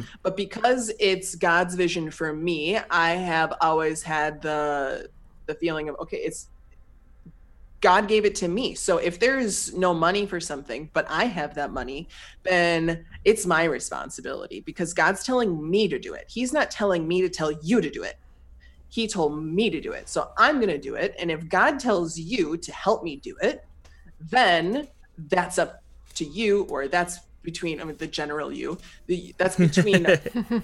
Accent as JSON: {"language": "English", "country": "United States", "moved": "as an adult", "lives_now": "Bangladesh", "said": "I come here again from the United States"}